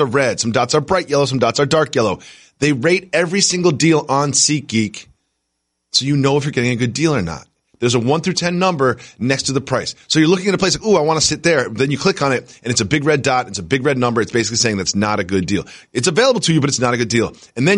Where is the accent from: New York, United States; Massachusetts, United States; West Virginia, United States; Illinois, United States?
Massachusetts, United States; Amherst; I grew up in Amherst, Massachusetts. Growing up, the Red Sox were always on my television.